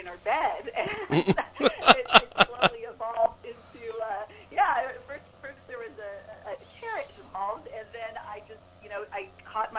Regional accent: San Francisco Bay Area, California, United States; I am originally from the Bay Area

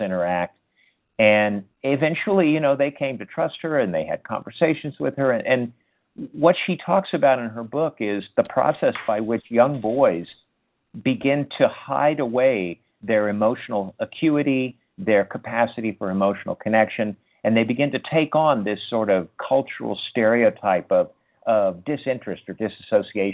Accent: United States; my experience of growing up in American culture and growing up within the culture of manhood here

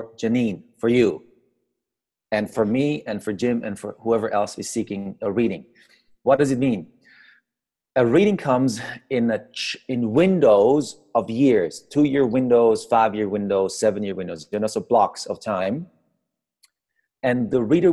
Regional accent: Iran; also born or lived in Austria; I grew up in Iran.

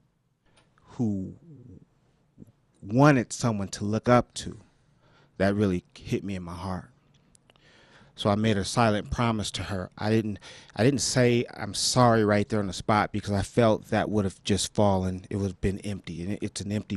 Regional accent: Los Angeles, California, United States; I was born and raised in South Central L.A., two blocks from where Stan Tukey Williams and Raymond Washington

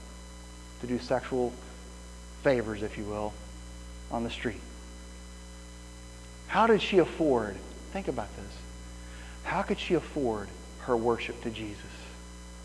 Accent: Midwest, United States; moved away; I grew up in the Midwest

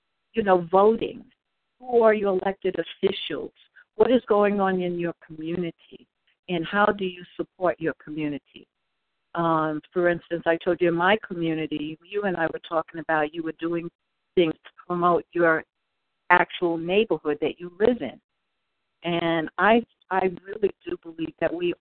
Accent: New York City, New York, United States; moved away; also born or lived in Oakland, California; I grew up in New York, in Brooklyn, Harlem in Brooklyn

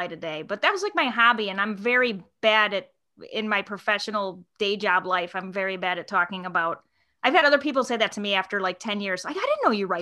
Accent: Chicago, Illinois, United States; I'm from Chicago

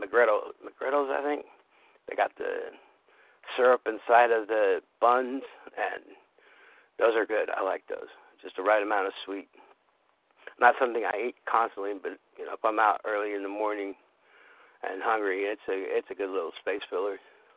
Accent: San Francisco, California, United States; moved away; I'm from San Francisco.

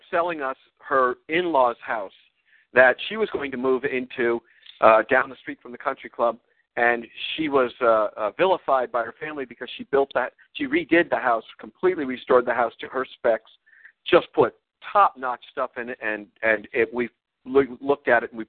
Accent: Connecticut, United States; moved away as an adult; also born or lived in Washington, D.C. area / New York City; now in Bennington, United States; We were both raised in and around New York City in suburban Connecticut.

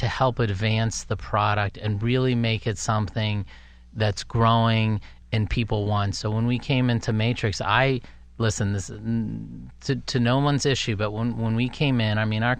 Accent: Philadelphia, Pennsylvania, United States; moved away as an adult; also born or lived in Naples, Italy / California / New York; now in Pittsburgh, United States; I grew up in the Philly area. I lived in California. I actually came here, and this was 25 plus years ago.

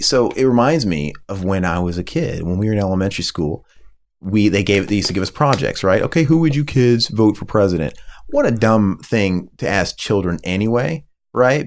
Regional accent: United States; I'm an American

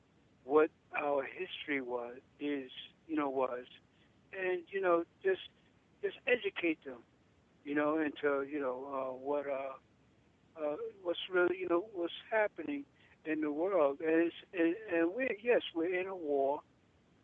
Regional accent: New York, United States; now in Florida, United States; I'm a native from New York

